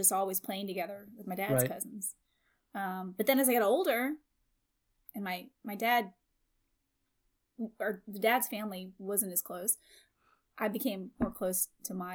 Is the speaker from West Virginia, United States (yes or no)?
yes; West Virginia, United States; I'm from West Virginia